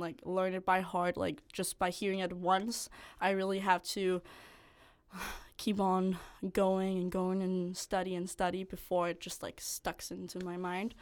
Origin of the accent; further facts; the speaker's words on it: north of Copenhagen, Capital Region of Denmark, Denmark; moved away as an adult; now in Odense, Denmark; I'm from, like, northern of Copenhagen